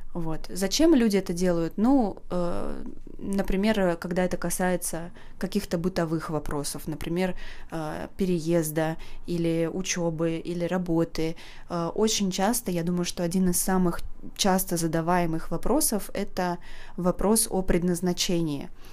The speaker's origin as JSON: {"language": "Russian", "region": "Saint Petersburg", "country": "Russia", "tie": "born or raised there", "said": "я из Санкт-Петербурга"}